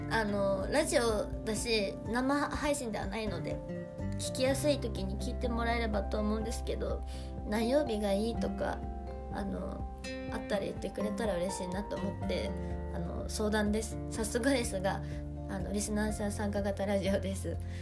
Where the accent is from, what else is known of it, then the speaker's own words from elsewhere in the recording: Hokkaido, Japan; now in Tokyo, Japan; 私北海道出身なんですけど